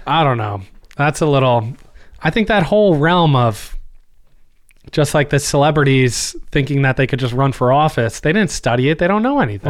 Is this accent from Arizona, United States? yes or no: no; New Jersey, United States; We're from New Jersey